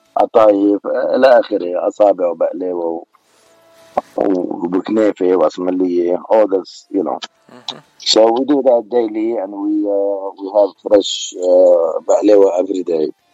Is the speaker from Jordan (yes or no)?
no; Beirut, Beirut Governorate, Lebanon; accent: Beiruti; now in United States; انا من بيروت انا من لبنان